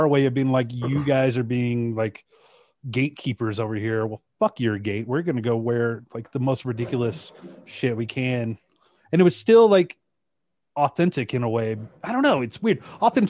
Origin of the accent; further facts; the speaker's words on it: Shreveport, Louisiana, United States; I grew up in Louisiana.